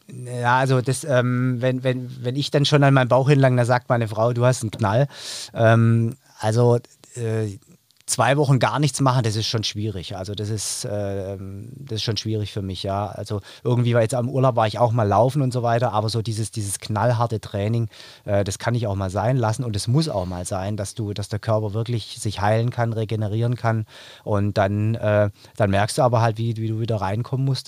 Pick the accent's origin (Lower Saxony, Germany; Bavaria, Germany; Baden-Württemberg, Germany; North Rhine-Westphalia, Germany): Baden-Württemberg, Germany; Stuttgart; ich komme aus Stuttgart, aus dem Raum Stuttgart, bin eben angereist